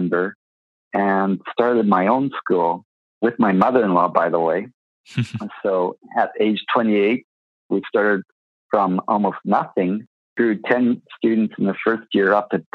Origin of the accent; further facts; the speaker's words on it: Vancouver, British Columbia, Canada; also born or lived in Japan; growing up in Vancouver